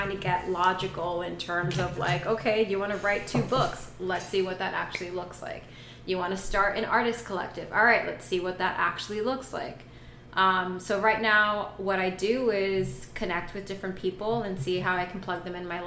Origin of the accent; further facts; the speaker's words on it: New York City, New York, United States; moved away as an adult; also born or lived in Boca Raton, Florida; now in Lake Worth, United States; I was born and raised around New York City all my life